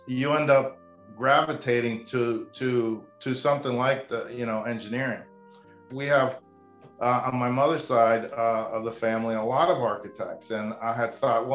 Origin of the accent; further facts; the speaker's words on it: South Florida, United States; the house that I grew up in South Florida